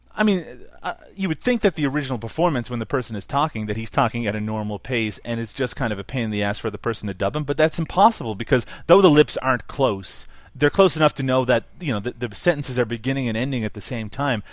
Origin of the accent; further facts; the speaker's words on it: Canada; I'm Canadian